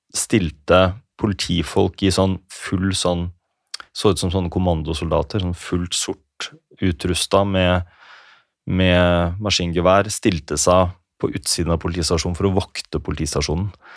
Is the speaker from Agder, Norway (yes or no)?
no; Telemark, Norway; hadde jo vært en del i lokalavisene hjemme i Telemark